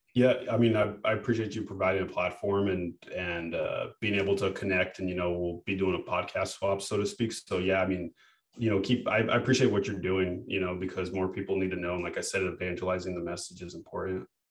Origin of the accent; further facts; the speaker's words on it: United States; I was born in America and I have a degree